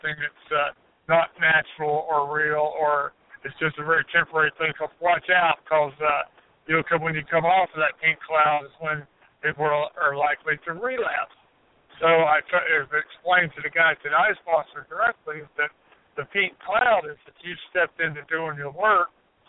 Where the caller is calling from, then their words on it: Asheville, North Carolina, United States; from Asheville.